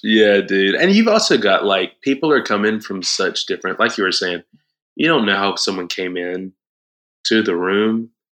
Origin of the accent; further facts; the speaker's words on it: Moultrie, Georgia, United States; moved away as an adult; now in Atlanta, United States; I grew up in church in South Georgia, like almost Florida, okay. tiny little town called Moultrie